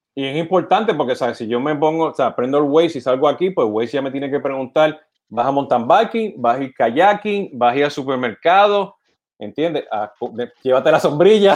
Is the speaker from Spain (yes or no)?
no; Puerto Rico; siendo puertorriqueño